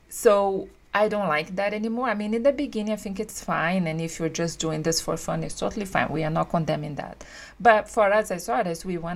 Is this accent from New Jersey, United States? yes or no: yes; New Jersey, United States; and there is also that thing because I say that I was from Central Jersey when I was there.